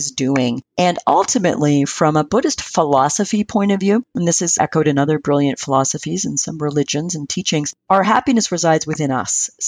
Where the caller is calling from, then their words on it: British Columbia, Canada; From beautiful Vancouver Island off the coast of British Columbia in Canada.